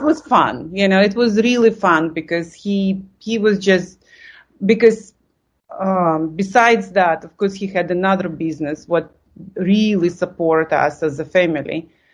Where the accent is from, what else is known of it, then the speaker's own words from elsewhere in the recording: Lithuania; English is a second language; moved away as an adult; I came from Lithuania and suddenly I see that culture. And I thought like, wow, I, I think for the you know 20 years I lived in Lithuania